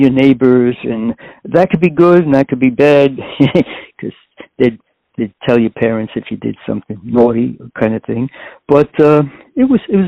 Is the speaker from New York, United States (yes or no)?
yes; New York City, New York, United States; I was born in Corona, Queens, which is a very ethnically diverse community